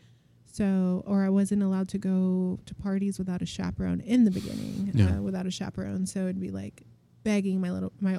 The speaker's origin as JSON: {"language": "English", "country": "United States", "tie": "born or raised there", "said": "my mom's Mexican, my dad's Iranian. And then I'm American, you know, so I am going to school with Americans"}